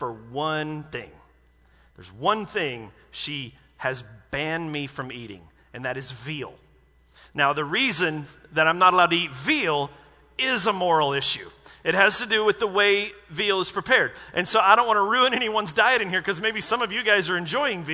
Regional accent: United States; I'm American

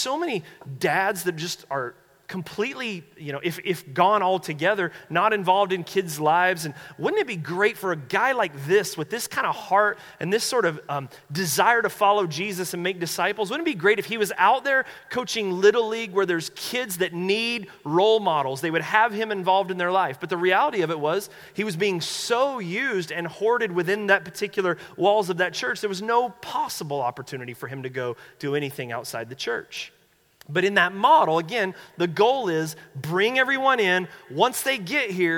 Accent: North Carolina, United States; moved away; I'm from North Carolina

